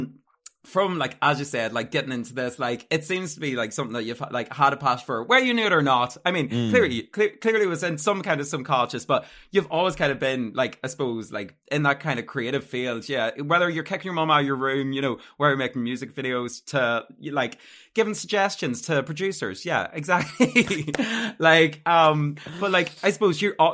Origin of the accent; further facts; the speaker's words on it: Armagh, Northern Ireland, United Kingdom; now in Dublin, Ireland; I'm from Armagh originally